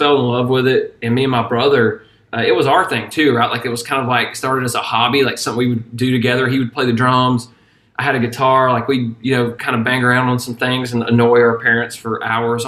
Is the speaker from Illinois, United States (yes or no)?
no; Habersham County, Georgia, United States; we grew up in Habersham County, and it's, I don't know if you know where that's at, but it's like northeast corner of Georgia